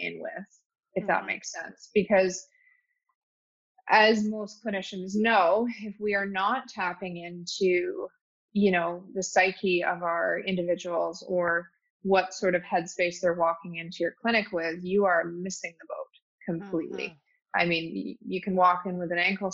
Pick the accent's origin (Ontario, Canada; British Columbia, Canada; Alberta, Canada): Alberta, Canada; Calgary; also born or lived in Toronto; Calgary, born and raised in Calgary